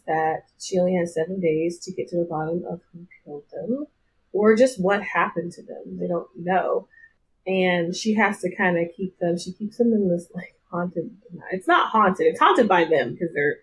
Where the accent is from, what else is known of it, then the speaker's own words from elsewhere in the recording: the South, United States; I'm from the South